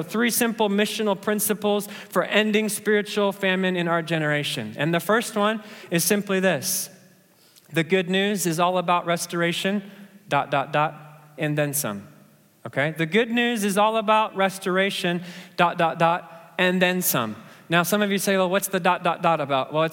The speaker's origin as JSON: {"language": "English", "country": "Kenya", "said": "it's just that I'm a Kenyan and I was born to run, right?"}